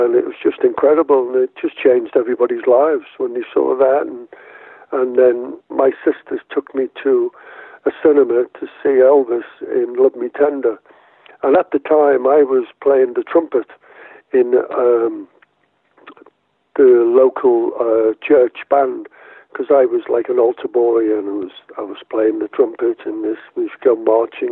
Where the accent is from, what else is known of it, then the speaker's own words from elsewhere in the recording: Liverpool, North West England, United Kingdom; I was born in Liverpool.